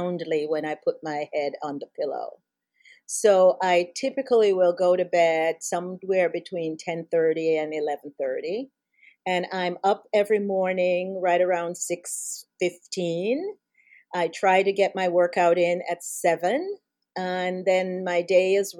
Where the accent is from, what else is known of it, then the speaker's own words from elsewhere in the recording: Jamaica; moved away as an adult; now in United States; I was raised in Jamaica. I came to the U.S. when I was 18 years old to go to college.